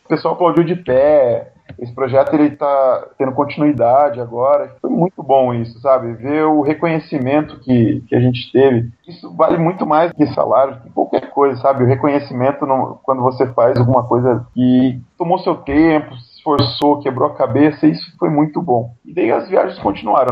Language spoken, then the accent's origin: Portuguese; Ubiratã, Paraná, Brazil; also born or lived in Curitiba; Eu sou nascido em Ubiratã, uma pequena cidadezinha do interior do Paraná, e eu me mudei para Curitiba para fazer o segundo grau